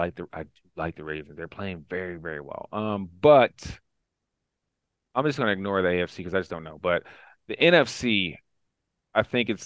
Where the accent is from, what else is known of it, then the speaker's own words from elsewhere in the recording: Nashville, Tennessee, United States; I'm from Nashville